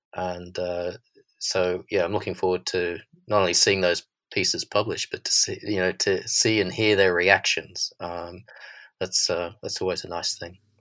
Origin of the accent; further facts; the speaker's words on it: Australia; accent: Australian; now in London, United Kingdom; my Australian accent